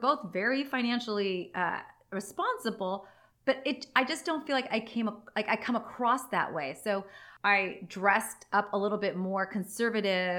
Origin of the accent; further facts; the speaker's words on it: San Diego, California, United States; also born or lived in Los Angeles; I was born here in San Diego